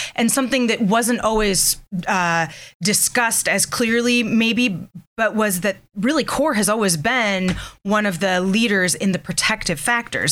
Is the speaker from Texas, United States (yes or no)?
no; Ohio, United States; moved away as an adult; now in Erie, United States; I was born and raised in Ohio